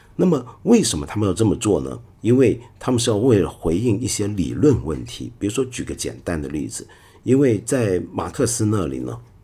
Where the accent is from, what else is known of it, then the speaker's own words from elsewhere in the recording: Hong Kong; also born or lived in Taiwan; 我是身在香港，在台湾念过一阵子书，又回到香港继续念书